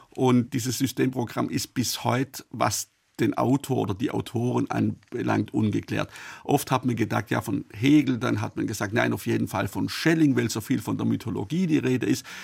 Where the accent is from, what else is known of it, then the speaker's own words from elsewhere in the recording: Baden-Württemberg, Germany; born there; Ich bin in Oberschwaben geboren. Das war auch bis 1806 Vorderösterreich.